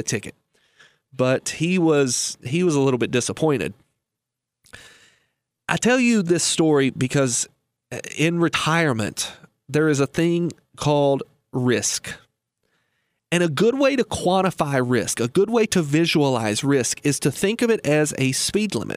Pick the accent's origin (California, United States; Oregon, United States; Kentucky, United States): Kentucky, United States; Lebanon; I was raised in Lebanon, Kentucky